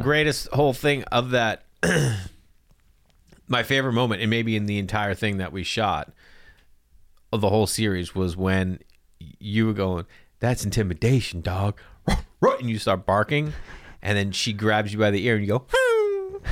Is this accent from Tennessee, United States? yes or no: no; Boston, Massachusetts, United States; I'm from Boston.